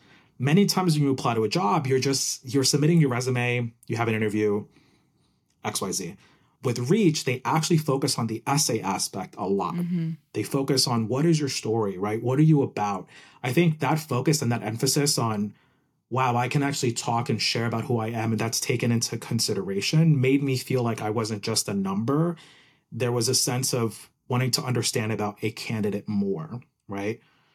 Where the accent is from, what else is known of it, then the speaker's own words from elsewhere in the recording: New Jersey, United States; also born or lived in Puerto Rico; Exactly. The best state ever. But I was born in Puerto Rico, moved to New Jersey when I was 4. Been there my whole life. Went to like, you know, all schooling there.